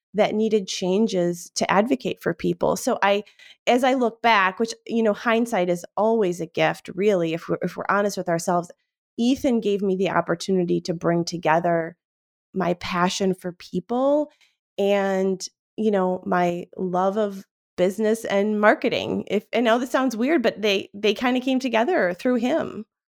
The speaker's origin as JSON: {"language": "English", "town": "Cleveland", "region": "Ohio", "country": "United States", "tie": "born or raised there", "said": "we grew up in Cleveland, Ohio, like, yes, Cleveland, Ohio"}